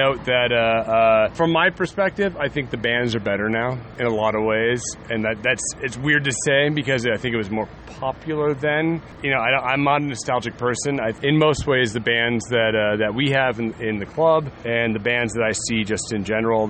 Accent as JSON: {"language": "English", "region": "Southern California", "country": "United States", "tie": "born or raised there", "moved": "as an adult", "lives_now": "Washington, D.C., United States", "said": "I grew up in Southern California"}